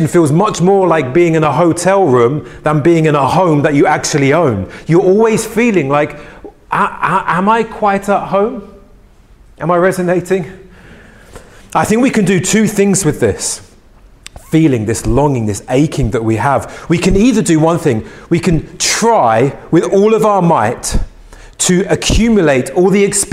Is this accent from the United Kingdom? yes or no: yes; London, United Kingdom; I grew up in West London in Ealing